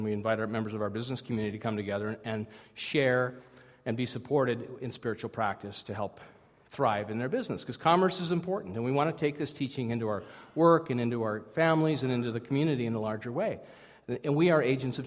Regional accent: Minnesota, United States; I'm from Minnesota

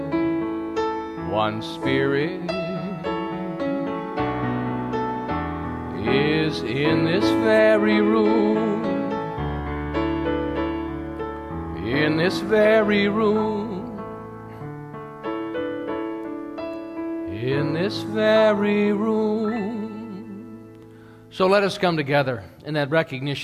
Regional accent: United States; now in Canada; I'm an American that enjoys living here

